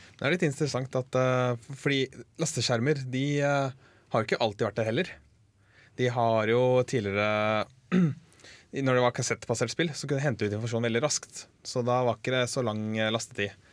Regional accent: Lillestrøm, Akershus, Norway; also born or lived in Fetsund; jeg er fra Lillestrøm-området

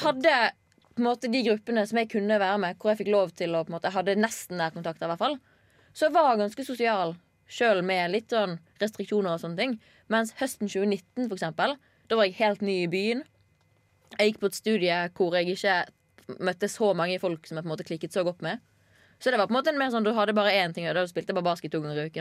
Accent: Bergen, Vestland, Norway; man får mye tyn når man kommer fra Bergen

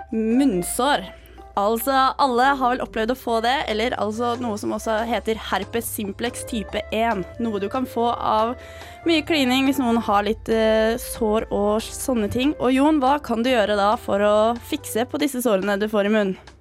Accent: Eastern Norway, Norway; now in Trondheim, Norway; jeg er fra Østlandet

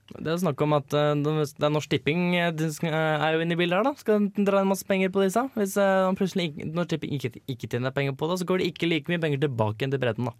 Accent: Hønefoss, Buskerud, Norway; now in Trondheim, Norway; var jeg på besøk hjemme i Hønefoss og feira bursdagen til lillebror

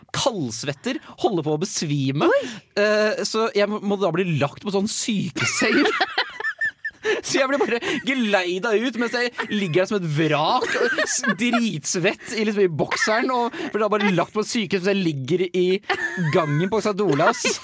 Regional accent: Nøtterøy, Vestfold, Norway; now in Trondheim, Norway; hjemme på Nøtterøy

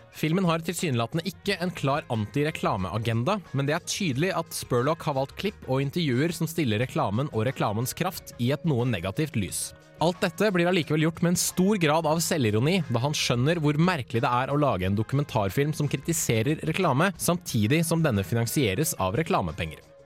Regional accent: Bærum, Akershus, Norway; Jeg er fra Bærum

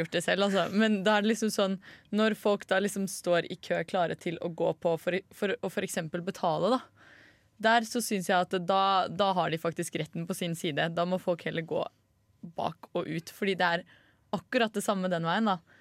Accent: Norway; som nordmann

